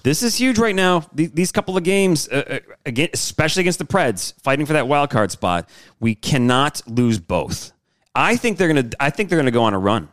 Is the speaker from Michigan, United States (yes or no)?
yes; Detroit, Michigan, United States; I'm from Detroit.